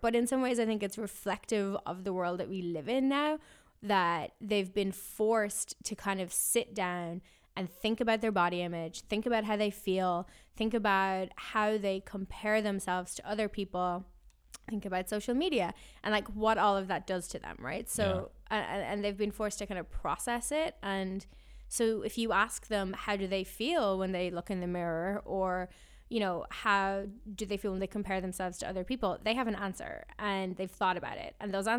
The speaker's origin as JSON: {"language": "English", "country": "Ireland", "tie": "born or raised there", "said": "And for me, like growing up in Ireland, you know, we're a neutral country. We don't go to war."}